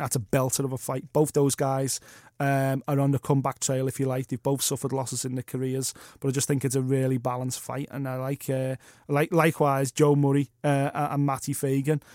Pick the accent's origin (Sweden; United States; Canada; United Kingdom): United Kingdom; As a British fight fan